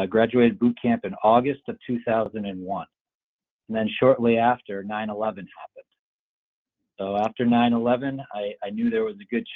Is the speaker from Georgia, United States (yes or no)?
no; Massachusetts, United States; I grew up in the Massachusetts area